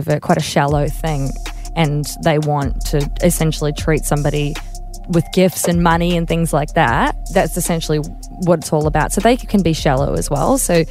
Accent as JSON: {"language": "English", "country": "New Zealand", "moved": "yes", "lives_now": "Australia", "said": "I'm a Kiwi, you see, and I studied at Monash here"}